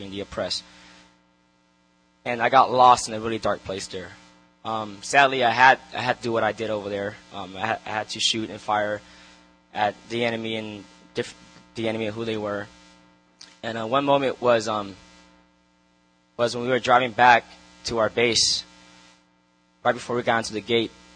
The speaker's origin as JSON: {"language": "English", "town": "Long Beach", "region": "California", "country": "United States", "tie": "born or raised there", "said": "I grew up in Long Beach, in the city of Long Beach, in the hood"}